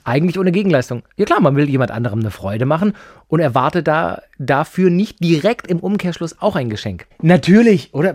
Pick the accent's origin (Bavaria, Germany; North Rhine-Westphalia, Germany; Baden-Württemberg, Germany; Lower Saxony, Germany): Baden-Württemberg, Germany; Böblingen; bin ich halt doch Schwabe aus Böbling